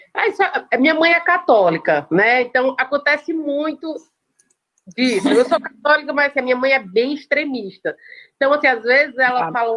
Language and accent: Portuguese; Caucaia, Ceará, Brazil; also born or lived in Fortaleza; eu sou de, do Ceará, eu falo de Calcaia.